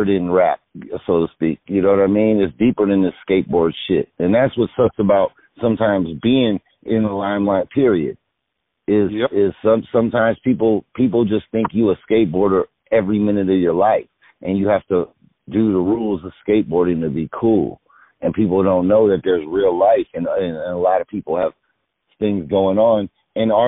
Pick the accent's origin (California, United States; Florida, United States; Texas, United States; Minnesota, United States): California, United States; the Bay Area; now in Los Angeles, United States; I'm from the Bay